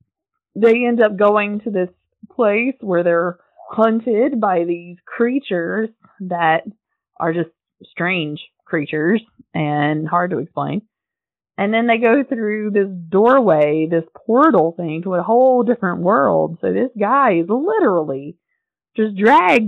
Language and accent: English; North Carolina, United States; if you're from North Carolina, which I am, you know. My hometown's about an hour and a half from Asheville. So I got to see the Biltmore House quite a bit growing up